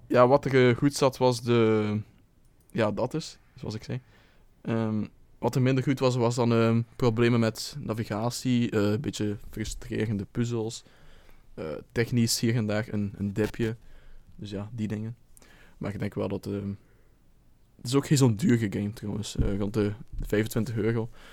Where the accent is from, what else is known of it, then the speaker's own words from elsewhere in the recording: Belgium; moved away as an adult; als trotse Belg